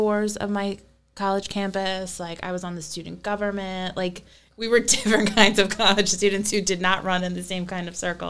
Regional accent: Hammonton, New Jersey, United States; I am not from New York City. I am Hammonton born and bred.

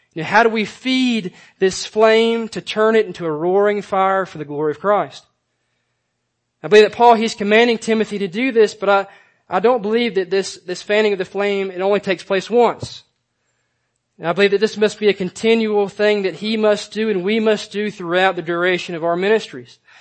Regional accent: Georgia, United States; growing up in Georgia, um, we used to spend a, a lot of time doing things outdoors.

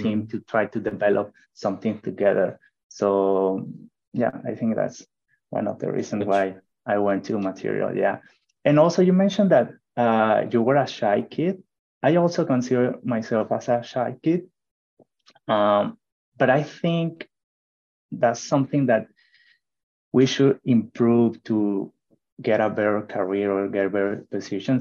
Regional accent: Mexico; English is a second language; moved away as an adult; now in United States; i decided first to to go out of mexico

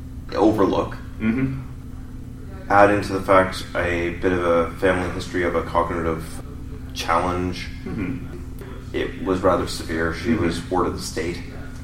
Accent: Canada; I'm a Canadian designer-publisher

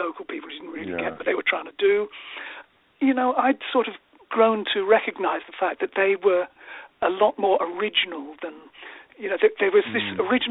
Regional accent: Swindon, South West England, United Kingdom; growing up in Swindon

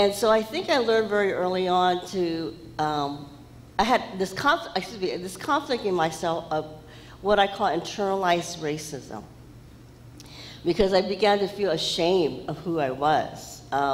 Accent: San Francisco, California, United States; I was born in Chinatown, San Francisco, at a Chinese hospital

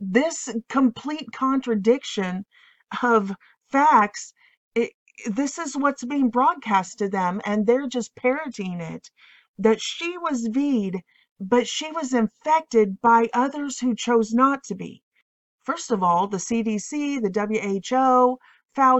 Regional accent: Illinois, United States; I am from Illinois

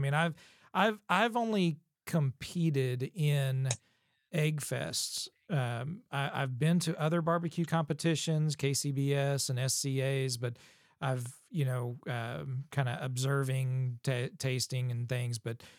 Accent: Missouri, United States; I grew up in Missouri.

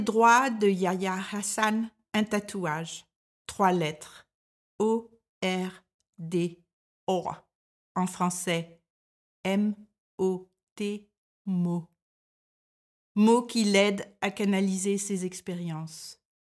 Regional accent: France; moved away as an adult; now in Denmark

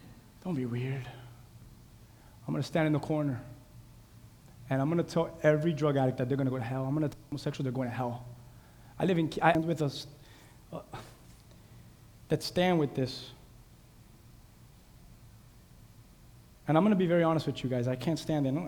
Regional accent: Key West, Florida, United States; My hometown, Key West

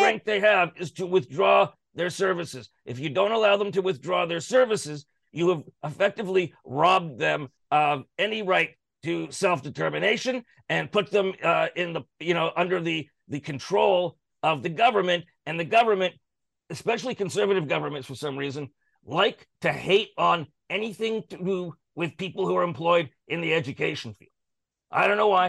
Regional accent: Canada

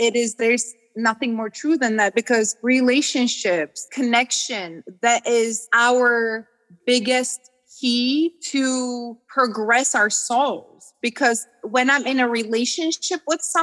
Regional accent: Georgia; moved away; being a Georgian and like being absolutely oppressed by Russia

